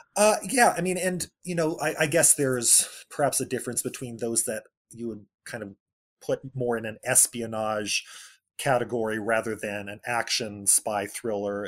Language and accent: English; Bakersfield, California, United States; I grew up in Central California, in Bakersfield, California